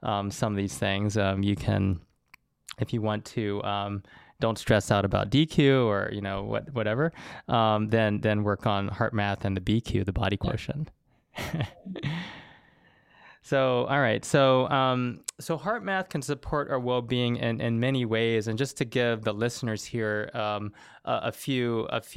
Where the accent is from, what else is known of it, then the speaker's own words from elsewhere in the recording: the South, United States; I grew up in the South